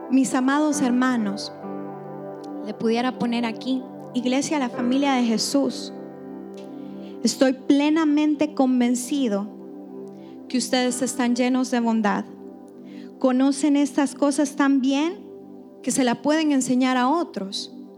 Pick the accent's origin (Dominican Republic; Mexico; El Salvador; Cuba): El Salvador; soy bien salvadoreña en eso